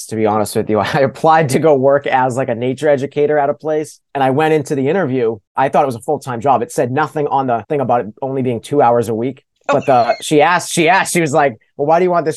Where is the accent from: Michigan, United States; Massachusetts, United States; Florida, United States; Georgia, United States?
Massachusetts, United States; Pepperell; I grew up in Pepperell, Massachusetts